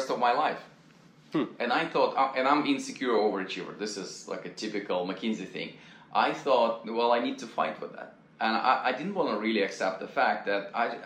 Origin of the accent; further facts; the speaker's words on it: near Vladivostok, Primorsky Krai, Russia; moved away; My hometown was closer to Japan. It was 200 miles across the Japanese Sea. It was former Soviet Union